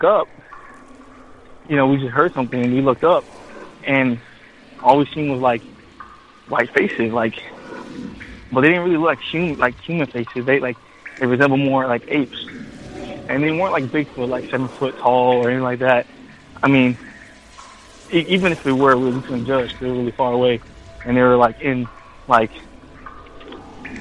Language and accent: English; Florida, United States; I'm from Florida.